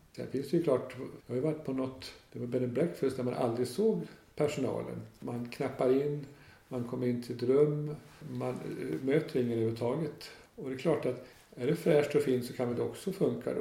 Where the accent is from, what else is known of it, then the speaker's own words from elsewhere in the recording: Dalarna County, Sweden; now in Öland, Sweden; Jag är inte alls från Öland eller inte från Småland heller utan jag är från norra Dalarna